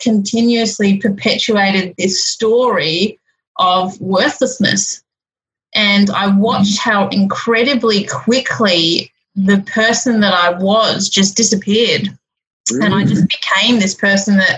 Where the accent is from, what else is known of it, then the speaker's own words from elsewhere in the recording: Melbourne, Victoria, Australia; I'm actually from Melbourne, so I grew up in Victoria